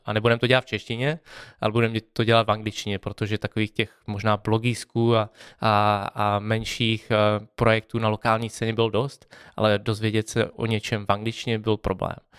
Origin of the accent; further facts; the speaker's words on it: Czechia; jsme z Česka